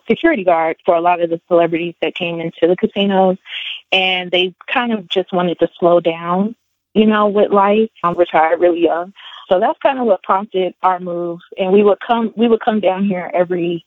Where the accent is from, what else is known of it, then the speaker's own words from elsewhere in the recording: near Atlantic City, New Jersey, United States; now in North Carolina, United States; I'm originally from New Jersey. I lived very close to Atlantic City growing up